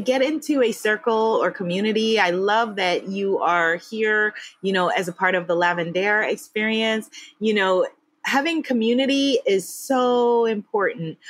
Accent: United States; moved away as an adult; me, as the American

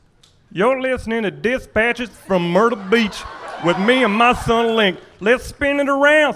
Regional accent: Ontario, Canada; Ontario, Canada.

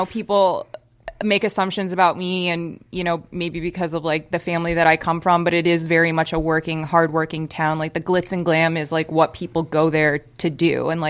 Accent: Las Vegas, Nevada, United States; Born and raised in Las Vegas

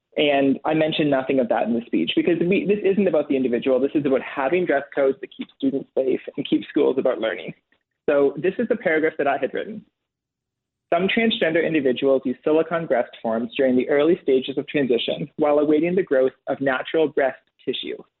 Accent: Waterloo Region, Ontario, Canada; my hometown of Waterloo Region District School Board right here.

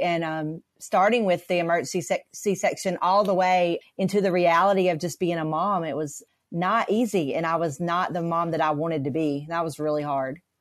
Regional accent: North Carolina, United States; I'm from North Carolina.

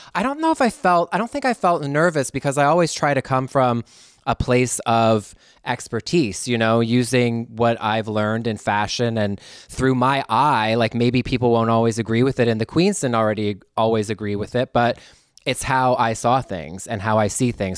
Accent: Canada; moved away as an adult; now in Los Angeles, United States; go back to th, my homeland as a Canadian

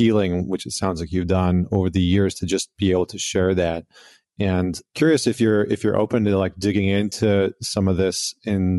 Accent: Canada; as a Canadian

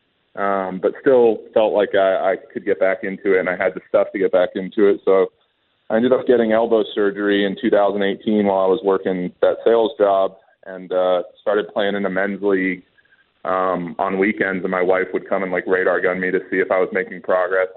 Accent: Atlanta, Georgia, United States; I'm from Atlanta, Georgia, so pretty far from home.

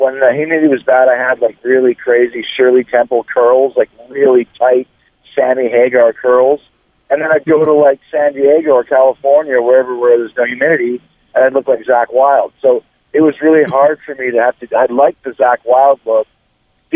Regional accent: Canada; now in Tampa, United States; growing up in Canada

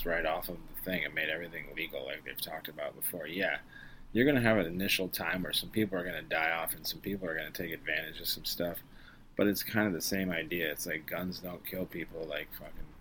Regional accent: Arizona, United States; I'm from Arizona

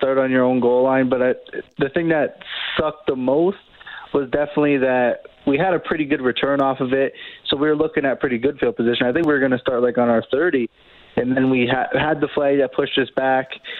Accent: Niagara area, Southern Ontario, Canada; born or raised there; moved away as an adult; now in Edmonton, Canada

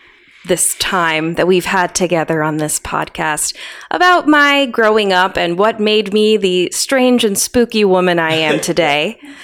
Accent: New England, United States; growing up in New England

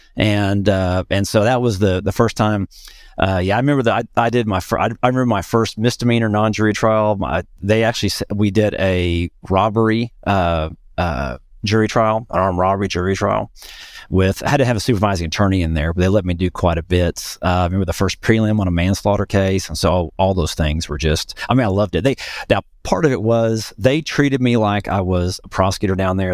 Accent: north central Oklahoma, United States; in my hometown, uh, which is up in north central Oklahoma

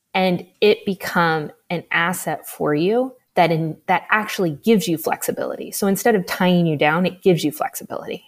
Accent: Midwest, United States; I'm from the Midwest, so I, I grew up thinking I had to have twenty percent down to buy a house

